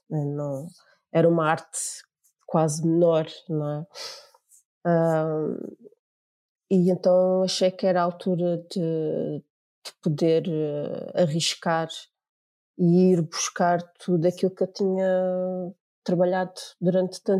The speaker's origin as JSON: {"language": "Portuguese", "country": "Angola", "moved": "as an adult", "said": "porque eu tinha 18 anos e ainda não tinha o 12 ano, vinha de Angola, tinha vindo de Angola."}